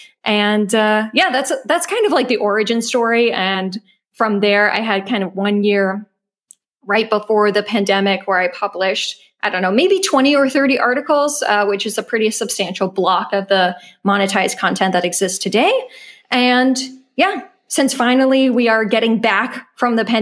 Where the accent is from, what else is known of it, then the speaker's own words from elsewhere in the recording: United States; moved away as an adult; now in Germany; I am an American living in Germany